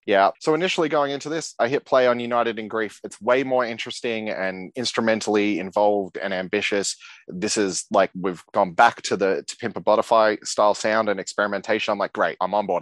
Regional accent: Australia; I'm a dude from Australia

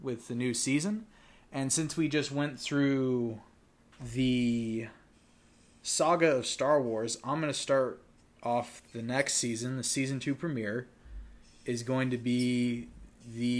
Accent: Modesto, California, United States; we're all from Modesto

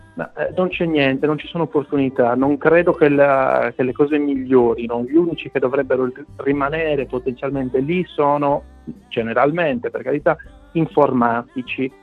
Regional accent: Quartu Sant'Elena, Sardinia, Italy; moved away as an adult; also born or lived in London; now in Malta; vengo da Quartu

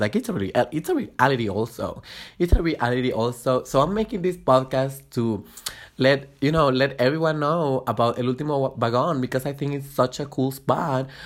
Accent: Guatemala; moved away as an adult; now in Mexico City, Mexico; I was born and raised in Guatemala. I moved here to Mexico about four and a half years ago when I was, uh, uh, nineteen

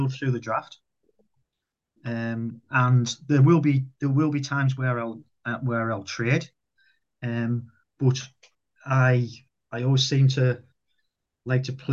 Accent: United Kingdom; now in North West England, United Kingdom; I'm English

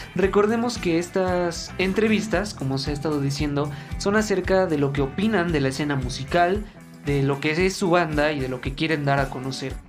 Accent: Tulancingo, Hidalgo, Mexico; nosotros somos originarios de Tulancingo Hidalgo

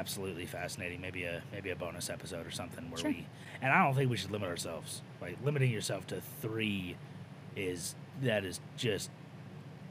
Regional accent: California, United States; I'm from California

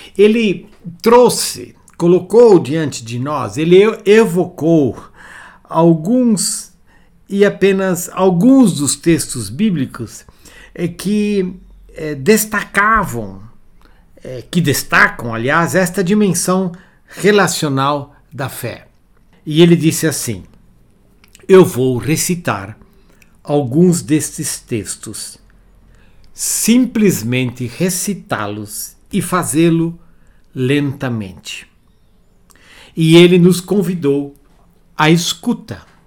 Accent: Brazil; como brasileiros

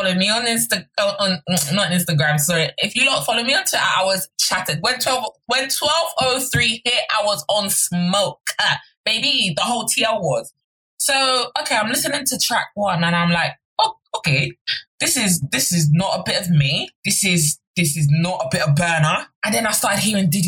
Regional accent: Nigeria; as a Nigerian

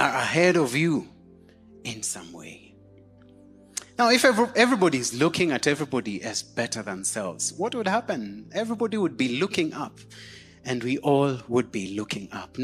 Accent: Kenya; we pride ourselves in saying, I'm a Kenyan

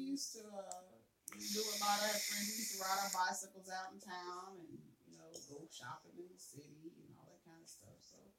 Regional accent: Kansas City, Missouri, United States; also born or lived in Memphis; I was born and raised in Kansas City, Missouri. I was born in Kansas City, Memphis, but I was raised in Kansas City.

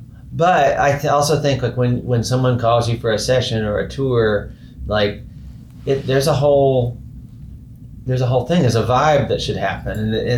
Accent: Houston, Texas, United States; also born or lived in Terlingua; I grew up in Houston.

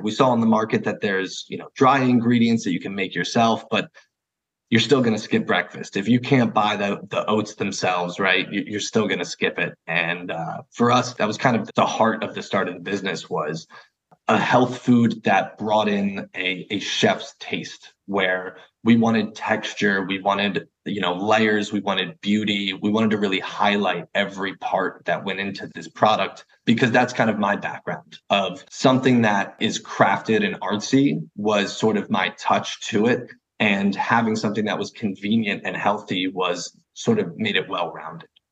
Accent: New Jersey, United States; I'm from a small town in West Jersey, super quiet

